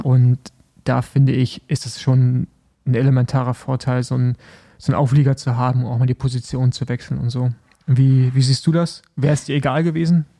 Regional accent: Germany; als Deutsche

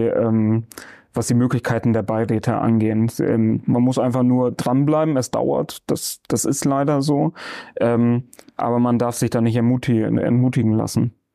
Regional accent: Bremen, Germany; ich bin hier im Gröbling im Diako geboren. Ja. Ja, bin seitdem nicht rausgekommen

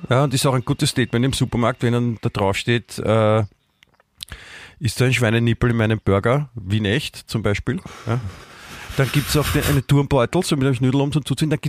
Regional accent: Munich, Bavaria, Germany; Prinzipiell nicht nur als Münchner, das ist gut

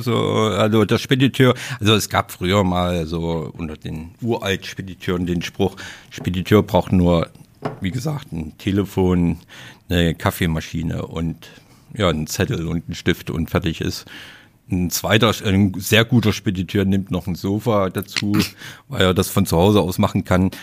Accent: Leipzig, Saxony, Germany; accent: Saxon; moved away; ich bin Sachse. Ich komme aus dem Osten und bin da auch geboren

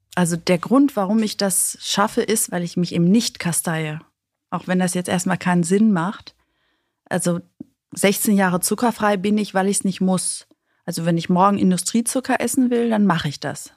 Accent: Greece; ich als Griechin

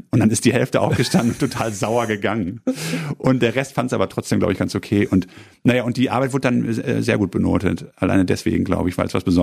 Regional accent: East Germany, Germany; Ja, ich komme aus dem Osten, ich weiß, was das ist.

